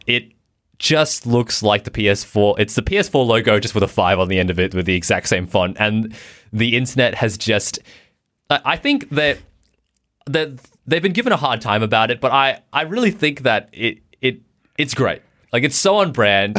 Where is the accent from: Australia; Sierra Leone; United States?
Australia; I'm from Australia